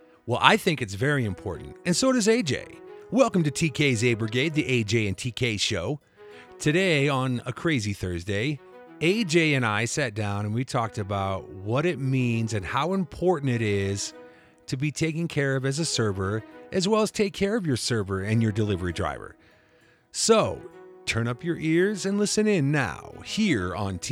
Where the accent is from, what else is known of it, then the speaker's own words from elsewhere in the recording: Iowa, United States; moved away; I'm from Iowa